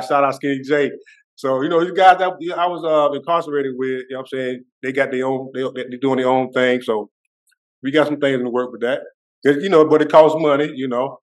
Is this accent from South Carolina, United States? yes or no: yes; Mullins, South Carolina, United States; my hometown of Mullins